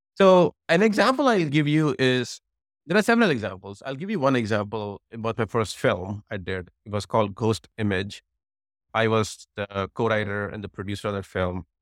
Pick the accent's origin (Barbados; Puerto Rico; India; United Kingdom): India; New Delhi, Delhi; moved away as an adult; now in United States; I grew up in New Delhi, where I did my engineering